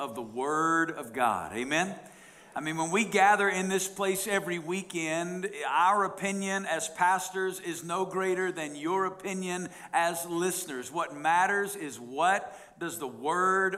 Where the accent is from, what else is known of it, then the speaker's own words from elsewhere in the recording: the Bible Belt, United States; moved away as an adult; now in Las Vegas, United States; I grew up in the Bible Belt